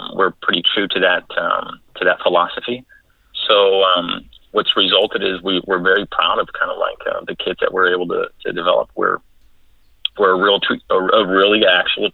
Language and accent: English; Southern California, United States; I am from Southern California